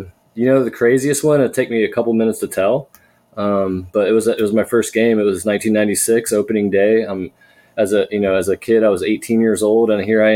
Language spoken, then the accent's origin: English; Fairfield, Ohio, United States; I was raised right here in Cincinnati in the northern suburb of Fairfield, Ohio